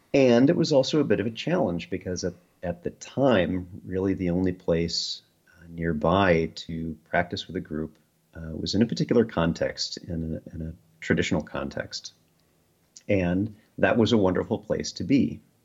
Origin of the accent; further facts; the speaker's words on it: Midwest, United States; Midwest Americans